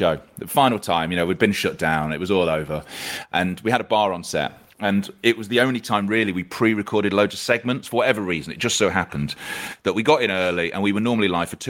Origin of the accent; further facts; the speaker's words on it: Leicester, East Midlands, United Kingdom; now in Manchester, United Kingdom; I grew up in Leicester